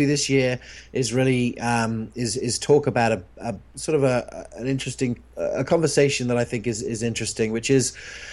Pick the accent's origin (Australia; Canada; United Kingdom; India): United Kingdom; England; moved away; where I grew up in England